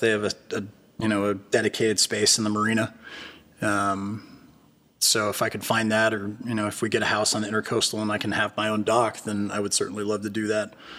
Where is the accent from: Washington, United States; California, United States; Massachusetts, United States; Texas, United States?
California, United States; Berkeley; moved away as an adult; also born or lived in Los Angeles, California; now in Wilmington, United States; I grew up in Berkeley, California.